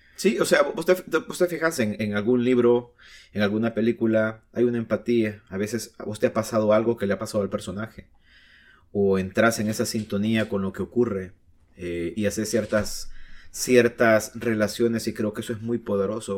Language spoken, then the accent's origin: Spanish; El Salvador; la sociedad salvadoreña